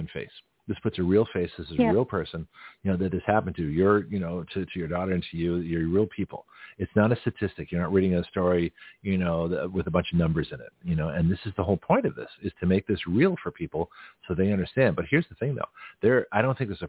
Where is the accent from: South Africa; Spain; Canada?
Canada; now in Florida, United States; So I'm from Canada. So all of us are immigrants